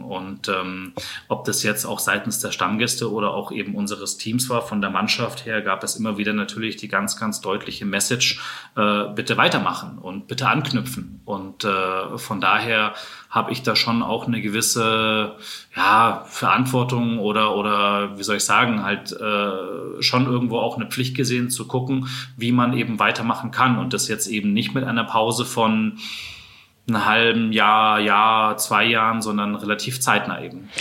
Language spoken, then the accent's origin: German; Munich, Bavaria, Germany; dass ich ja auch in München aufgewachsen bin, äh, geboren bin in München, schlägt natürlich jetzt dann schon auch mein Herz für die Heimatstadt.